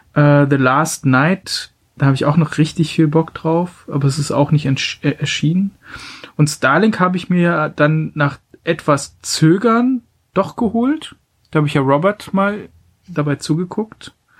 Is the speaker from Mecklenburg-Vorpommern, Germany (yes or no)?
yes; Mecklenburg-Vorpommern, Germany; meiner Heimat Mecklenburg-Vorpommern